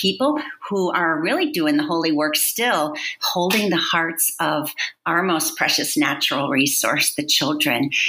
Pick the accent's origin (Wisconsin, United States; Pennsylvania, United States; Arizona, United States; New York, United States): Wisconsin, United States; I grew up in Wisconsin on a dairy farm.